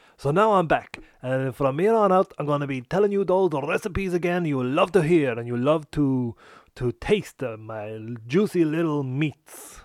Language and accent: English; Ireland; us as Irish people